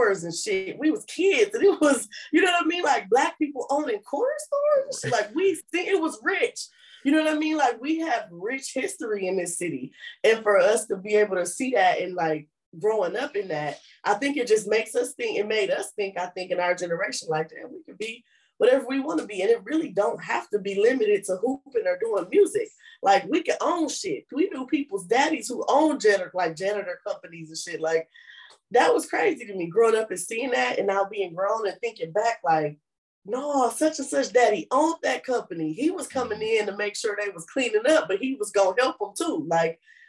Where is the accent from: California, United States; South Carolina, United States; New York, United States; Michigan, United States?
Michigan, United States; Flint; I was born and raised on the north side, but we were raised right on Genesee Street between Trumbull and Brownell